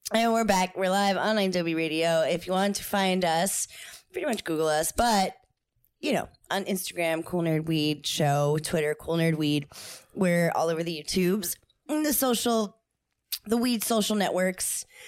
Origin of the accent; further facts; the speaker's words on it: New Jersey, United States; moved away; I am from New Jersey